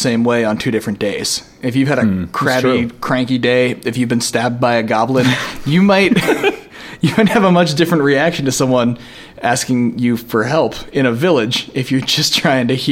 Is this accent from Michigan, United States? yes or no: no; Beaverton, Oregon, United States; also born or lived in Colorado; I'm from Beaverton, Oregon